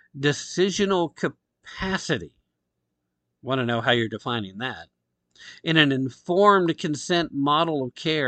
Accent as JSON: {"language": "English", "region": "Tennessee", "country": "United States", "tie": "born or raised there", "said": "Tennessee, my home state, love it here"}